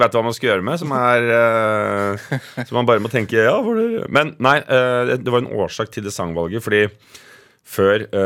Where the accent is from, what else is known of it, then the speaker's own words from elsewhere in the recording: Oslo, Norway; also born or lived in Mortensrud, Oslo; Nordstrand er en eh, ganske rik, eh, hvit bydel i, eh, i Oslo. Som jeg vokste opp